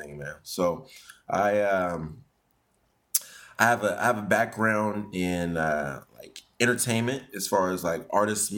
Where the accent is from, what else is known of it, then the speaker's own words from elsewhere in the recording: San Francisco, California, United States; moved away as an adult; now in Japan; I was born in San Francisco